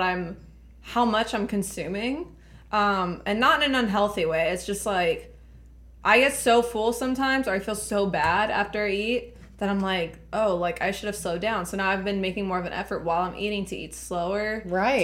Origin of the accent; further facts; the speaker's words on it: Laredo, Texas, United States; I was born and raised in Laredo